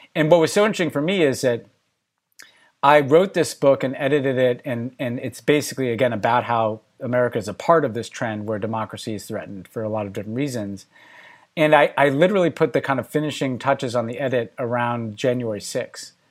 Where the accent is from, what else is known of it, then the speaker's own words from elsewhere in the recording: United States; my personal story as an American